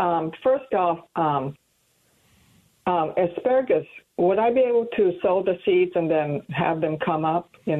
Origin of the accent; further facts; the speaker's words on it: Eastern Oregon, United States; moved away; I grew up in Eastern Oregon, which is farm country